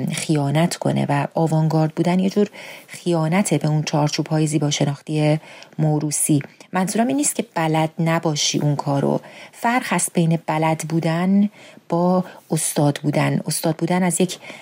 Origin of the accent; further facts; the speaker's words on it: Iran; moved away as an adult; حالا که بیرون از ایرانم